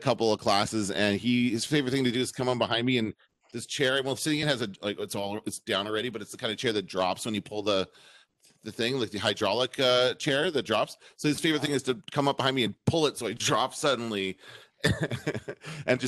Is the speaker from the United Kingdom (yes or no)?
no; Canada; We're Canadian